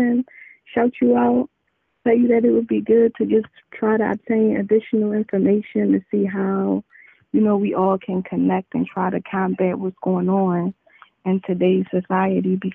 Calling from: Philadelphia, Pennsylvania, United States; I'm calling from Philadelphia.

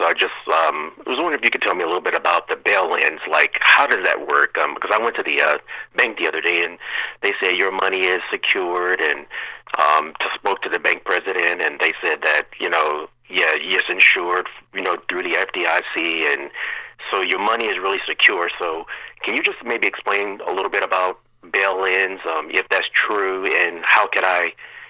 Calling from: North Carolina, United States; I'm calling from North Carolina.

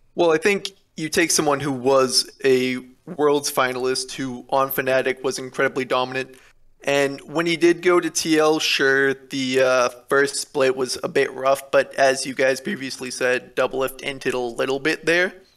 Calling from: Atascadero, California, United States; I'm calling from Atascadero, California

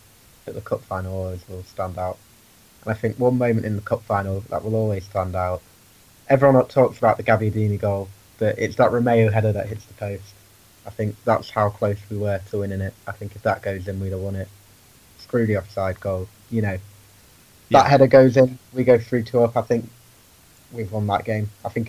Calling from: Lincoln, East Midlands, United Kingdom; I'm currently calling from Lincoln.

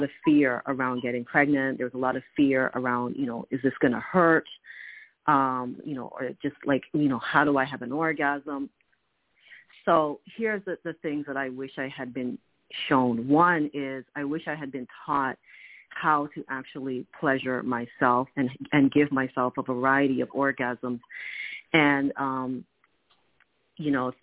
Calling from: Toronto, Ontario, Canada; I'm calling from Toronto, Canada

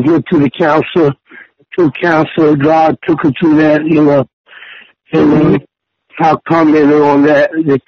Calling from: Wilmington, North Carolina, United States; Wilmington, North Carolina.

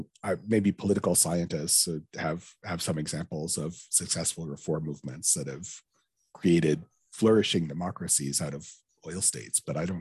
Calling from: Alberta, Canada; I'm dialing in from Alberta, Canada, where we have the oil sands.

